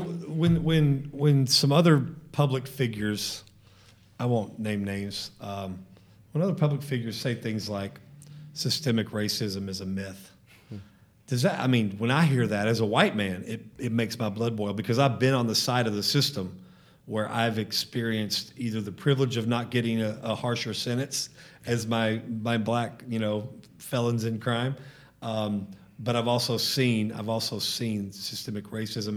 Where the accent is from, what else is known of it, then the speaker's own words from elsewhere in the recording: DeSoto, Texas, United States; I grew up in DeSoto